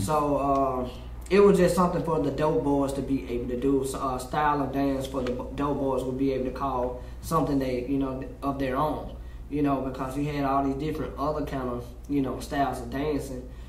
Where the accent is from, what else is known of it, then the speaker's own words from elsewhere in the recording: Memphis, Tennessee, United States; growing up in Memphis, especially um, in North Memphis where I'm uh, originally from